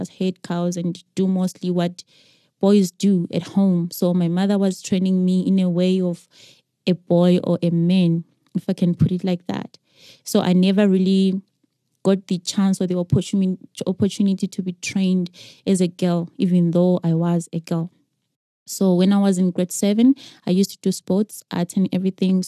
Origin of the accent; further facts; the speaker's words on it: Zimbabwe; I grew up in Zim